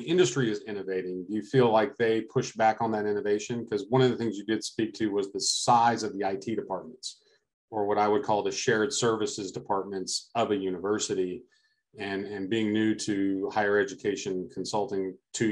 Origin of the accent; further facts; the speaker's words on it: Alaska, United States; My home state of Alaska